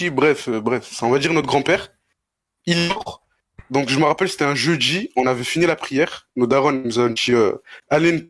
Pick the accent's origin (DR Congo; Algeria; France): Algeria; Mostaganem, Mostaganem Province; algérien de Mostaganem, plus précisément.